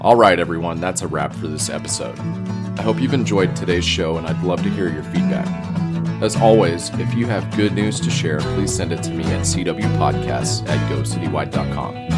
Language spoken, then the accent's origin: English; Wichita, Kansas, United States; moved away; I am from Wichita. I lived there for a long time.